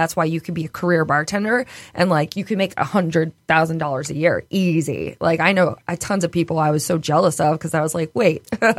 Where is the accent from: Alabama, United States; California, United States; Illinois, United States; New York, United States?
California, United States; also born or lived in East Bay, United States; So where I come from, I'm from the Bay Area for everyone. I lived in the East Bay. I watched the East Bay grow, Oakland and Berkeley.